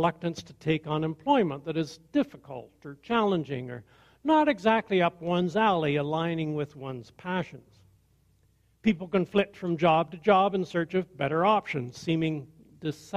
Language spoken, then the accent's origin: English; Perth County, Ontario, Canada; I grew up in Perth County